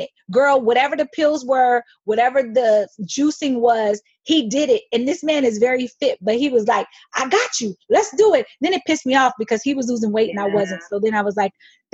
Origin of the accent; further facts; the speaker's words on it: United States; I'm American born.